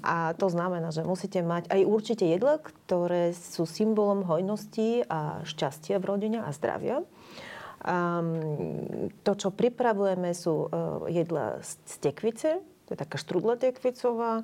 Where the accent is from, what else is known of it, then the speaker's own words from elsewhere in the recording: Bulgaria; Slovak is a second language; moved away as an adult; also born or lived in Sofia, Bulgaria; now in Bratislava, Slovakia; my ako bulharská rodina, keďže aj manžel mm-hmm. bulhar a ja